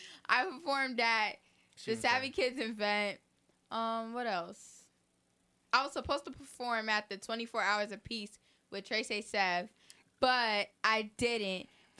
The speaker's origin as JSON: {"language": "English", "town": "Brooklyn", "region": "New York", "country": "United States", "said": "I'm from Brooklyn, New York."}